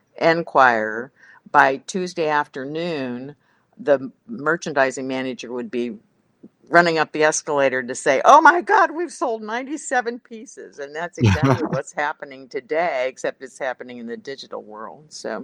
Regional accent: Cincinnati, Ohio, United States; I'm from Cincinnati, and Procter & Gamble is doing some amazing things right now.

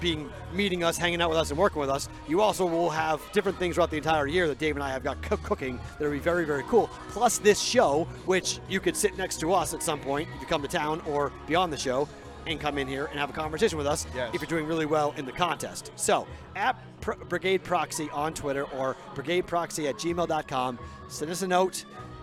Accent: New England, United States; I'm from New England, though, so it's.

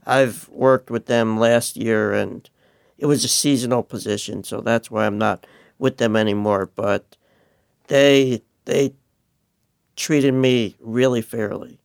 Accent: New York, United States; moved away; I'm originally from New York

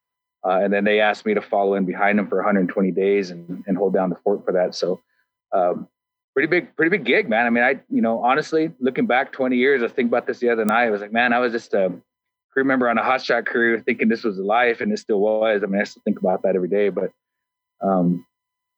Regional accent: New Mexico, United States; moved away as an adult; also born or lived in California / Idaho; now in Boise, United States; I grew up in New Mexico, living on a reservation

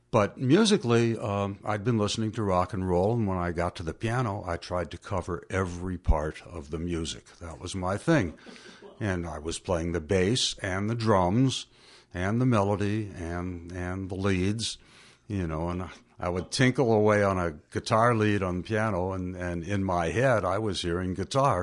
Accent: Faribault, Minnesota, United States; for 3-4 years, I was taking lessons from Mrs. Zilke in Faribault

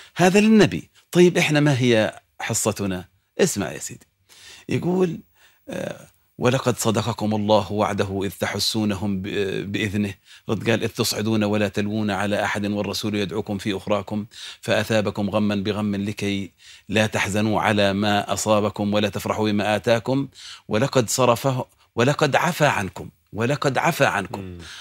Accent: Jordan; عندنا في الأردن

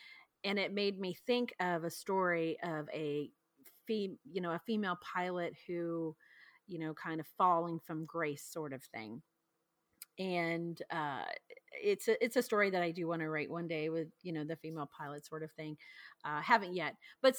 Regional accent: the South, United States; like I said, I'm from the South. So small towns kind of remind me of, you know, the perception of a Southern belle.

